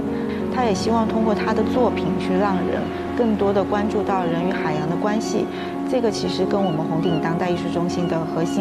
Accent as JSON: {"language": "Chinese", "town": "Xiamen", "region": "Fujian", "country": "China", "tie": "born or raised there", "said": "其实，对于我们闽南人来说，传承是非常重要的，而我的根是在店前。去年也是因为机缘巧合之下，我回到了自己家乡"}